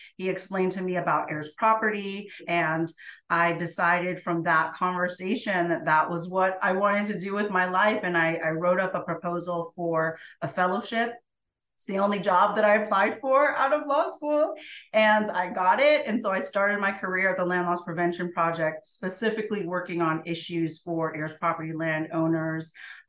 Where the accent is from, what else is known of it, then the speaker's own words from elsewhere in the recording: Jamaica; I'm an immigrant from Jamaica. My mother is Chinese Jamaican.